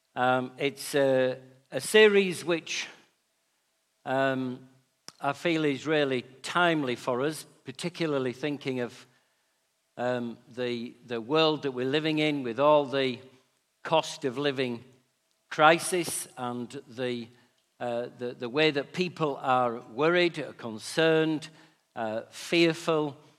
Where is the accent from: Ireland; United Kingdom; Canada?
United Kingdom; Yorkshire and the Humber; being a Yorkshireman